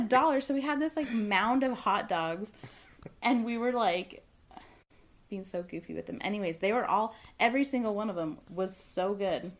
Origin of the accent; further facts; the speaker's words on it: Southern California, United States; I'm from Southern California